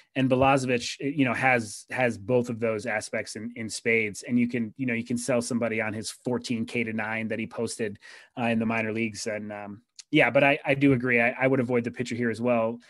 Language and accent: English; Rochester, New York, United States; my hometown minor league team, the Rochester Red Wings